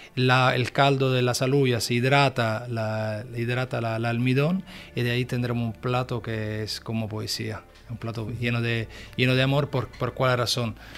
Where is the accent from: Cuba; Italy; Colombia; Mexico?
Italy; Spanish is a second language; moved away